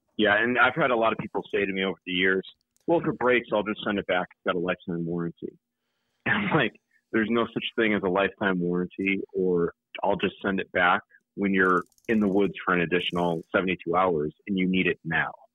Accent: Connecticut, United States; moved away as an adult; also born or lived in Utah; now in North Carolina, United States; I still go hunting in my home state of Connecticut

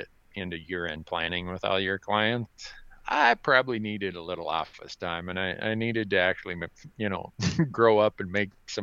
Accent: Big Falls, Minnesota, United States; moved away as an adult; now in Bozeman, United States; growing up in Big Falls, Minnesota, like I was

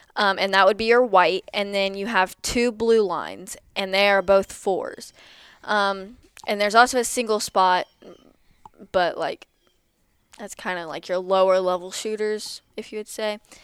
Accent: Lexington, Missouri, United States; I'm from Lexington, Missouri

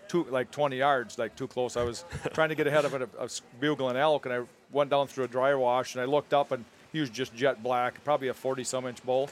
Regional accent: Wisconsin, United States; we grew up in Wisconsin

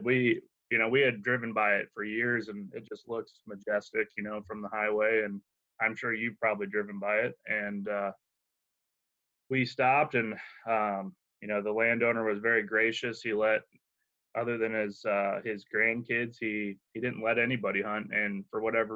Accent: Akron, Ohio, United States; moved away as an adult; now in Iowa, United States; I grew up in Akron

